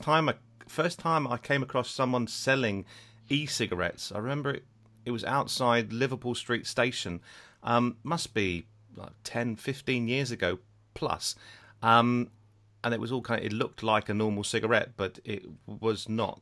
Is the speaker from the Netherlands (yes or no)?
yes; Netherlands; moved away; I was brought up in Holland